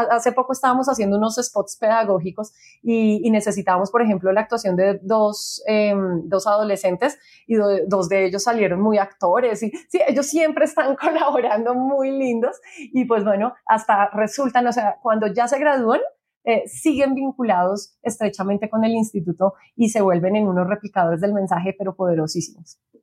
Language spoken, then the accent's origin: Spanish; Bogotá, Colombia; nosotros somos bogotanos